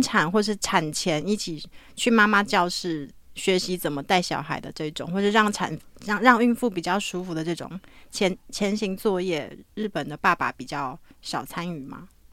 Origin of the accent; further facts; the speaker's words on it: Taiwan; 作为台湾人